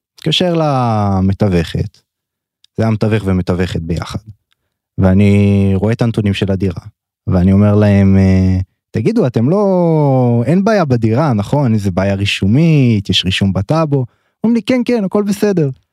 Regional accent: Tel Aviv, Tel Aviv District, Israel; גדלתי בתל אביב

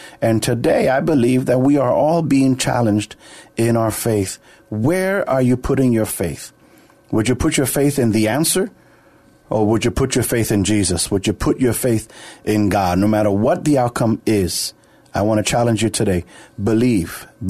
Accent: New York, United States; From New York.

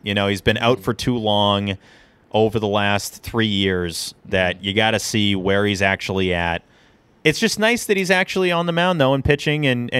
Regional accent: Louisville, Kentucky, United States; I'm not even from Boston. I'm from Louisville

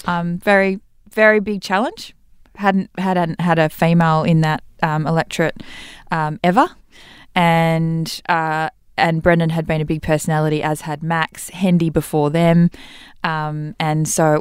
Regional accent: Western Australia, Australia; And I'm born and bred in the Central Wheatbelt. I wouldn't have run anywhere else.

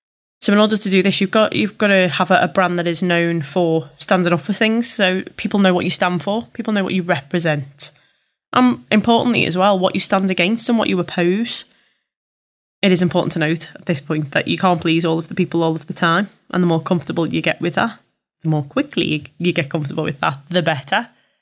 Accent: Liverpool, North West England, United Kingdom; accent: Scouse; Fully aware that I am a Scouser and I know I will divide an audience with this accent.

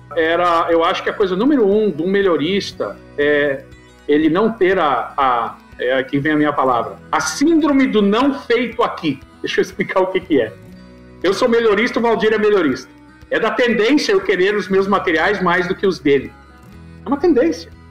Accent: Santa Cruz do Sul, Rio Grande do Sul, Brazil; moved away as an adult; also born or lived in Santa Maria / Goiás; Santa Cruz do Sul, que é a minha cidade natal

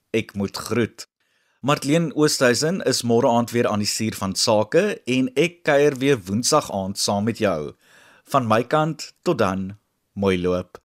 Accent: South Africa; Ons as Suid-Afrikaners

